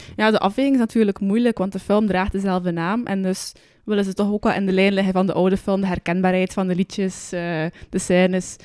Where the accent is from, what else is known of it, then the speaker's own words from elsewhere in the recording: Roeselare, Flanders, Belgium; bij ons in Roeselaar hebben we ook een, eh, een bioscopencomplex